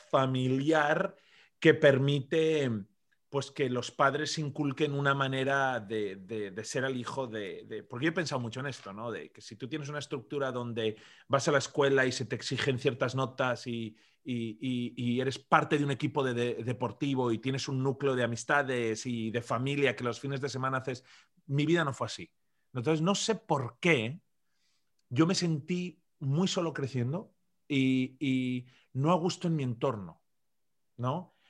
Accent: Zaragoza, Aragon, Spain; also born or lived in Madrid; yo nací en Madrid por accidente, crecí en Zaragoza, una ciudad pequeña al noreste que está entre Madrid y Barcelona

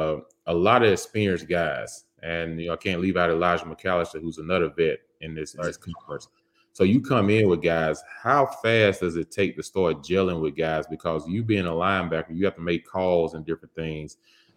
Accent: Taylorsville, United States; moved away; my hometown, you know, Taylorsville.

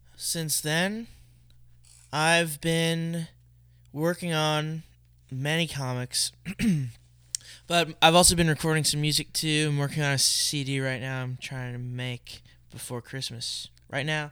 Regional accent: Allentown, Pennsylvania, United States; now in Philadelphia, United States; I was born in Allentown

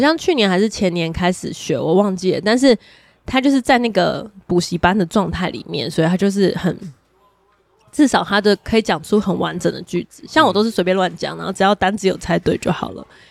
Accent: Taiwan; 身为台湾人

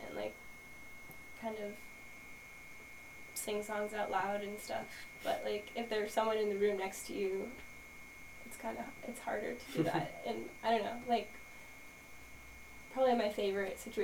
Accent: Maine, United States; I was raised in Maine

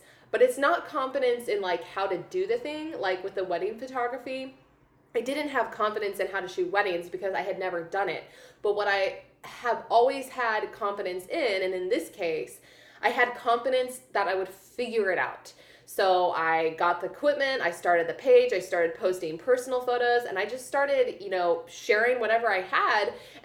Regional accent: Columbia, Missouri, United States; moved away as an adult; also born or lived in Los Angeles, California / Kansas City; I grew up in Columbia, Missouri

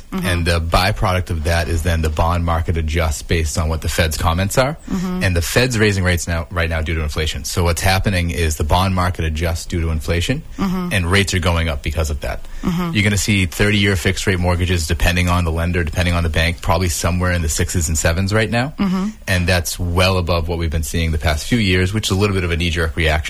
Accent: Marshfield, Massachusetts, United States; born or raised there

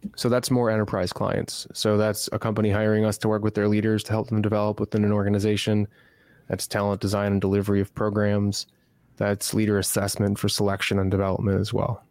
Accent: Chicago, Illinois, United States; moved away as an adult; now in Austin, United States; I'm originally from Chicago, Illinois, spent my whole life there, moved to Austin, Texas

